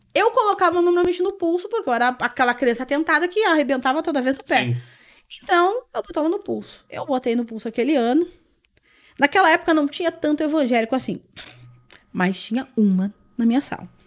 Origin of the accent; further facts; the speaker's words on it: Porto Alegre, Rio Grande do Sul, Brazil; Já daqui mesmo, Porto. Sou, sou de Porto Alegre